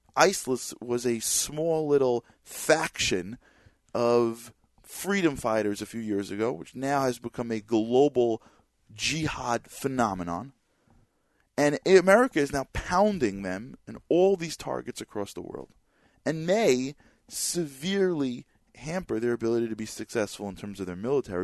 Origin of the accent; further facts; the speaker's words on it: New York City, New York, United States; Rudy Giuliani, who I loved as our mayor, being from being as a New Yorker